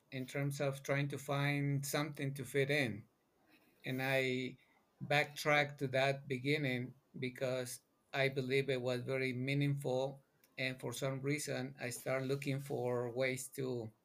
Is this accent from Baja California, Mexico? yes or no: no; Mexico City, Mexico; now in United States; I'm originally from Mexico City, born and raised.